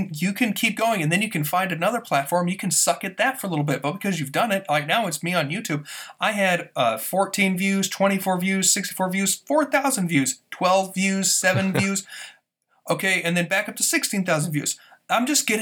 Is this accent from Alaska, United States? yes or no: no; Texas, United States; moved away; I'm from Texas originally, and that's just part of conversation there